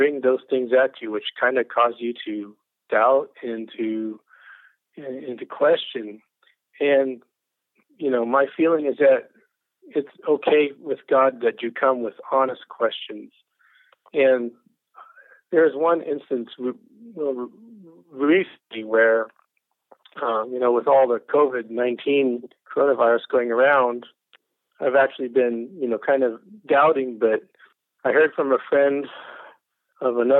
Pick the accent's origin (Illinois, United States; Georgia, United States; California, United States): Illinois, United States; Southern; now in Greenville, United States; I grew up in Southern Illinois in a Christian family.